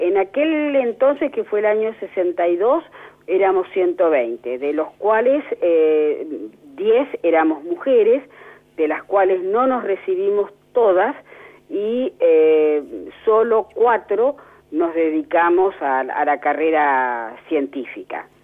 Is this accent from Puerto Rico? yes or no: no; La Plata, Buenos Aires Province, Argentina; yo nací en La Plata eh, sigo viviendo en La Plata y digo que tengo un desarraigo de solo 30 metros